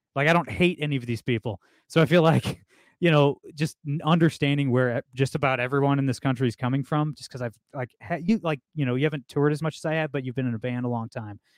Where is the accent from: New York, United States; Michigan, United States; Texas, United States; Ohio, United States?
Ohio, United States; Toledo; I'm from Toledo, Ohio